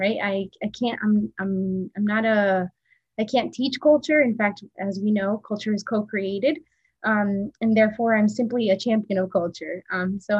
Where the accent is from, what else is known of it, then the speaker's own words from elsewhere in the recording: Pasto, Nariño, Colombia; moved away; I was born in Pasto, in Nariño, in the south